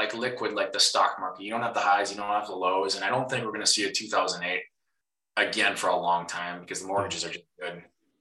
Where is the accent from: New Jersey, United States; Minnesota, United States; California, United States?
Minnesota, United States; you can probably hear the accent. I am a Minnesotan.